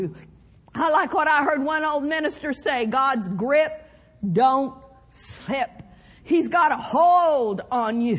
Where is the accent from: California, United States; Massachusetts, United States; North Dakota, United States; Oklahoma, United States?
Oklahoma, United States; Skedee; the church that I grew up in Skeedy, Oklahoma